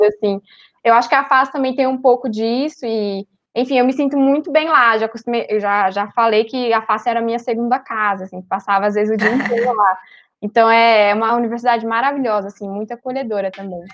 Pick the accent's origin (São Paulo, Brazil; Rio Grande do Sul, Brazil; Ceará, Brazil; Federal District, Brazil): São Paulo, Brazil; moved away as an adult; now in Belo Horizonte, Brazil; eu sou de São Paulo, capital